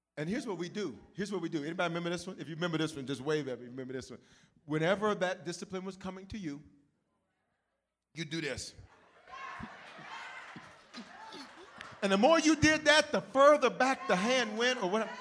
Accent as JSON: {"language": "English", "town": "Memphis", "region": "Tennessee", "country": "United States", "tie": "born or raised there", "moved": "yes", "lives_now": "Denver, United States", "said": "I'm born in Denver, raised in the South, raised in Memphis. That's why I claim the South"}